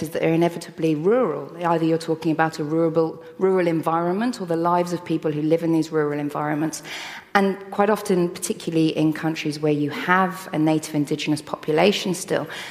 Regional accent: London, United Kingdom; I grew up in London.

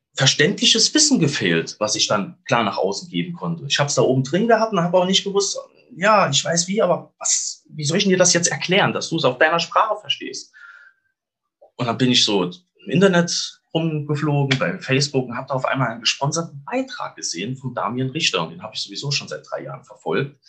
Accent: Saarland, Germany; moved away; Ich komme aus dem schönen Saarland.

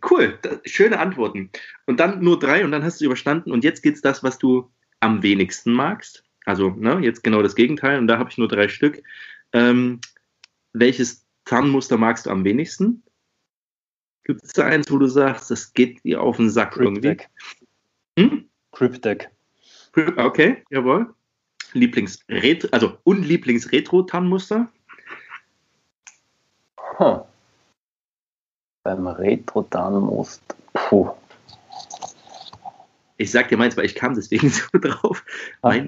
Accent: Germany; als Deutscher und auch mit militärischem Hintergrund habe ich natürlich so einen Hang zu Flecktarn.

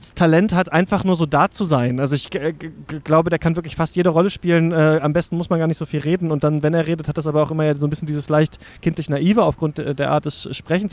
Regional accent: East Germany, Germany; ich bin in der DDR geboren

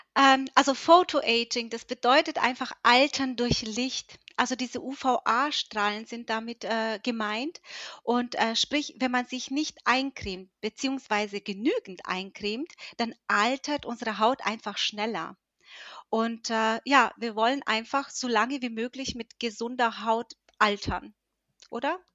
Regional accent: Höchstadt, Bavaria, Germany; ich komme aus Höchstadt, ich bin 41 Jahre alt

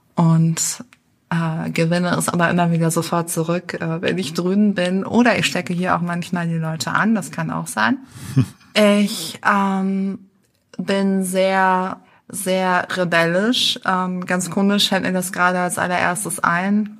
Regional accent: Düsseldorf, North Rhine-Westphalia, Germany; moved away as an adult; now in Berlin, Germany; Ich bin in Düsseldorf geboren und aufgewachsen

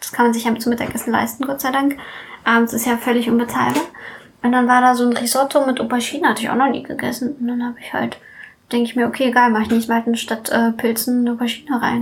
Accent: Hanover, Lower Saxony, Germany; moved away as an adult; also born or lived in Russia; now in Berlin, Germany; Ich komme ursprünglich aus Hannover. Mhm. Also ursprünglich komme ich aus Russland, aber meine Eltern wohnen auch in Hannover

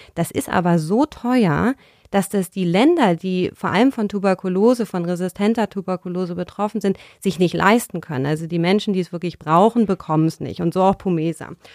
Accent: Berlin, Germany; bin ich in Berlin aufgewachsen

